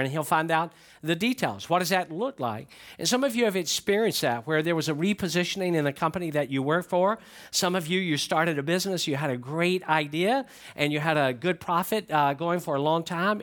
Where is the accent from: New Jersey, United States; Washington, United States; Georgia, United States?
Georgia, United States; Atlanta; I grew up in Atlanta